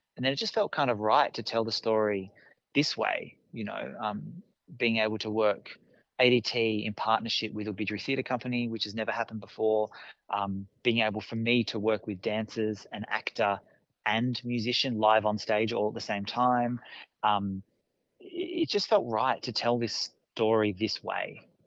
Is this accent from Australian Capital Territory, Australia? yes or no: yes; Canberra, Australian Capital Territory, Australia; also born or lived in Brisbane, Australia / Sydney, Australia / Naarm (Melbourne), Australia; now in Adelaide, Australia; I grew up on Ngunnawal country uh, in our nation's capital.